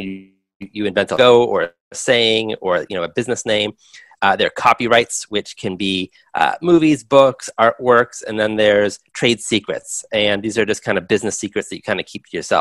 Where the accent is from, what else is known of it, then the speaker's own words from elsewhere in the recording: Los Angeles, California, United States; I grew up in Los Angeles